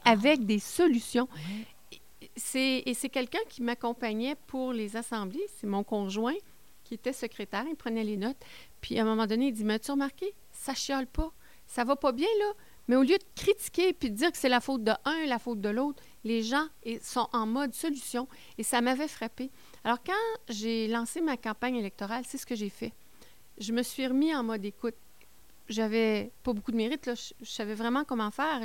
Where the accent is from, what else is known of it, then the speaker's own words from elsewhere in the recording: Baie-Comeau, Quebec, Canada; moved away as an adult; now in Témiscamingue, Canada; Je viens de la Côte-Nord. Je viens de Bécomo.